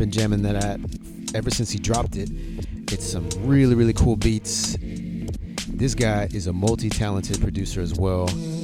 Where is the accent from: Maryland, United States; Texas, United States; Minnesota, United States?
Texas, United States; Houston; I'm from Houston